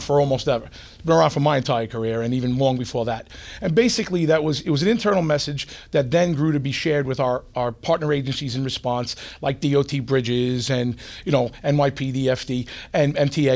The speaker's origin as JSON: {"language": "English", "town": "New York City", "region": "New York", "country": "United States", "tie": "born or raised there", "said": "I grew up in Queens"}